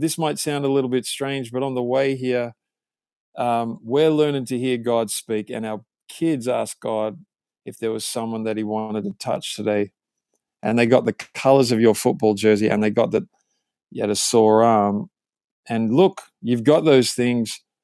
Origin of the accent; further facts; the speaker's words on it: Australia; moved away as an adult; now in California, United States; I grew up in Australia, as you can tell